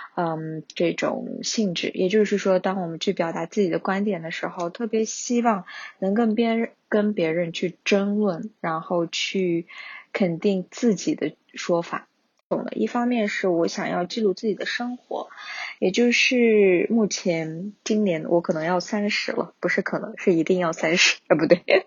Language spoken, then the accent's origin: Chinese; Kashgar, Xinjiang, China; now in Beijing, China; 我家乡喀什那边的生活